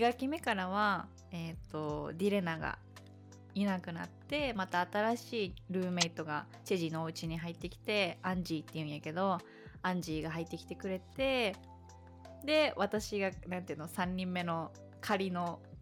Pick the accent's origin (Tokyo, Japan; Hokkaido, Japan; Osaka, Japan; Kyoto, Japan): Kyoto, Japan; 私が京都出身なので